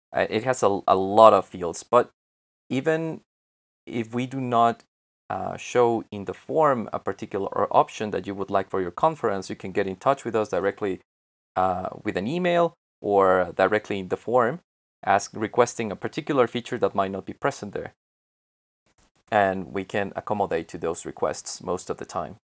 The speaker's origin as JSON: {"language": "English", "country": "Mexico", "said": "I'm from Mexico and I work remotely from here."}